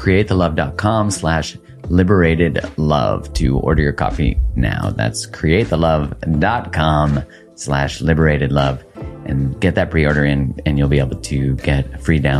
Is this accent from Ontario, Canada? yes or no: no; Calgary, Alberta, Canada; I grew up in Calgary, which is kind of like the Texas of Canada